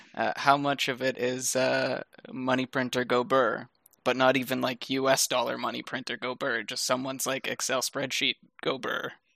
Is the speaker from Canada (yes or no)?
yes; Canada; as a Canadian